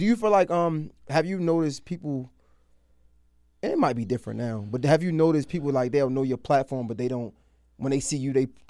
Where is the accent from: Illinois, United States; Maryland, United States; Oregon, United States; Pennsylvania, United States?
Maryland, United States; Baltimore; Nah, I'm from Baltimore.